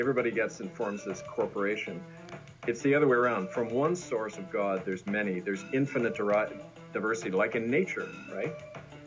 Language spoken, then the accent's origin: English; Manitoba, Canada; the Mennonites, who I grew up with in Manitoba